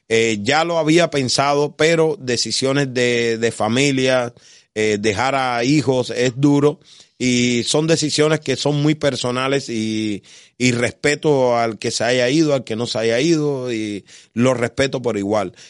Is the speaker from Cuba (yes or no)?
yes; Havana, Cuba; moved away as an adult; also born or lived in Las Villas; yo nací en La Habana